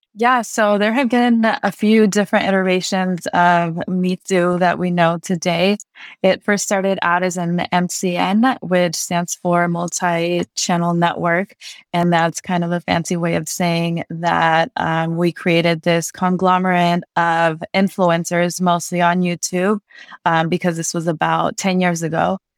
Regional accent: Santa Monica, California, United States; I grew up in Santa Monica, which was predominantly white

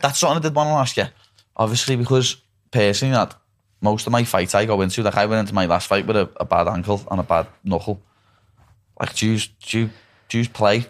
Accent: Liverpool, North West England, United Kingdom; that's a proper scouse thing

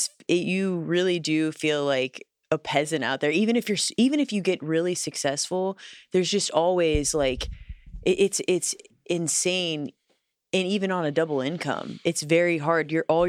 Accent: Midwest, United States; also born or lived in Los Angeles, United States; I mean, I remember being a Midwesterner and going out there, just going for a walk.

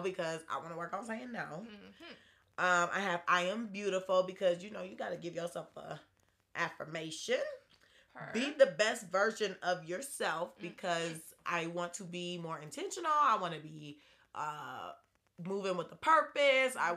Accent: Atlanta, Georgia, United States

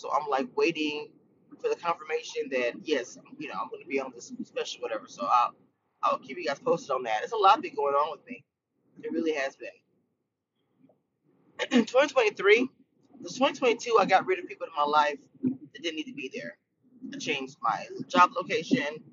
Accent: Louisiana, United States; I'm from Louisiana

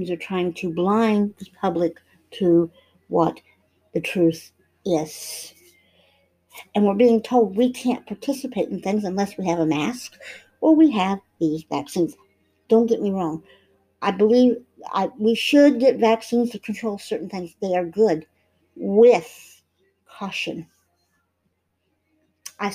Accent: United States; also born or lived in Israel; I'm an American citizen. I'm proud of being American and being Hebrew and having two different nationalities that I can call home.

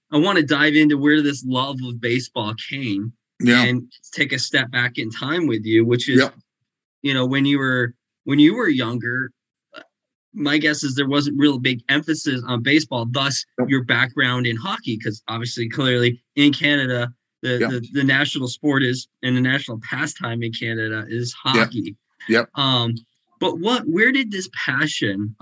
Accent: Vermont, United States; I come from Vermont

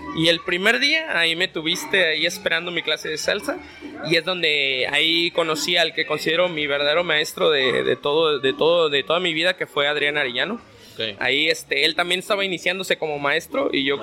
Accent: Mexico City, Mexico; moved away; yo soy originario de la Ciudad de México

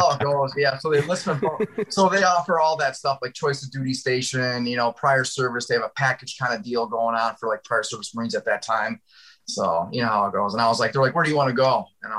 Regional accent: Syracuse, New York, United States; now in Florida, United States; I live in Florida now. I'm originally from Syracuse, New York, from upstate New York

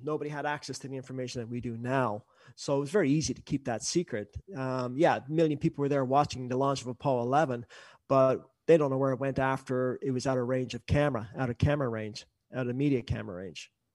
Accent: Canada; I'm up here, I'm a Canadian

